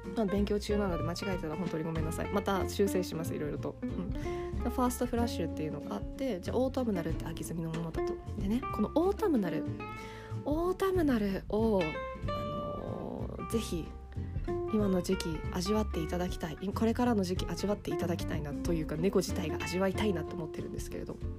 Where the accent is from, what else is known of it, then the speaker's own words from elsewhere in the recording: Japan; 日本で生まれ育った